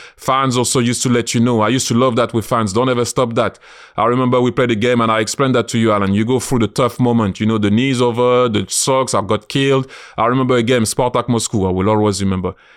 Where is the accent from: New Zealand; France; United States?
France; moved away as an adult; now in London, United Kingdom; I'm a Londoner, I always say I'm proud and so happy to be French, but I'm a Londoner